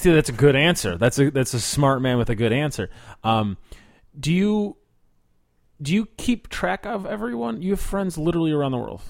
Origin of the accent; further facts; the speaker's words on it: Chicago, Illinois, United States; I'm from Chicago